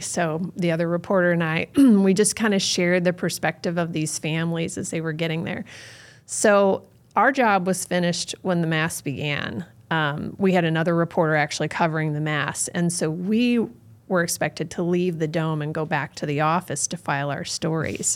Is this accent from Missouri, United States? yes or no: yes; North County, Missouri, United States; I grew up in North County